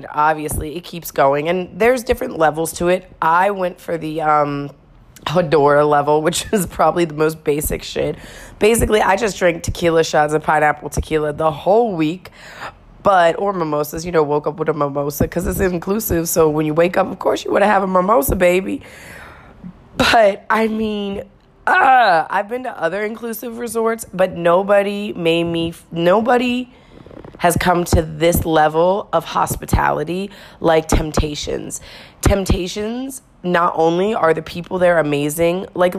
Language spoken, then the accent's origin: English; United States; being an American around here